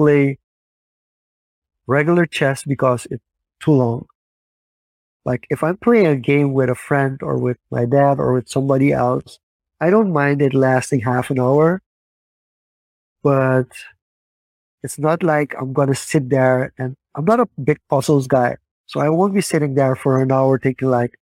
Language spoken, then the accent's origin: English; Suriname; growing up in Suriname.